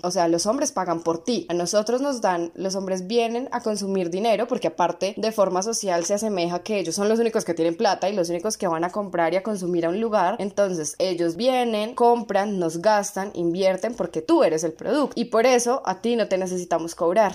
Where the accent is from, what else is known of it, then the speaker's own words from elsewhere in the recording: Bogotá, Colombia; also born or lived in Medellín; acá en, en Bogotá, que es de donde soy